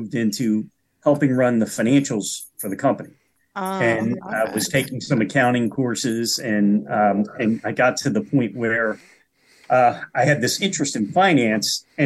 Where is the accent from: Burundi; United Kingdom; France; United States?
United States; Delaware County, Pennsylvania; also born or lived in Chester County, Pennsylvania; I was born and raised in Delaware County, Delco, as we call it. And I currently live in Chester County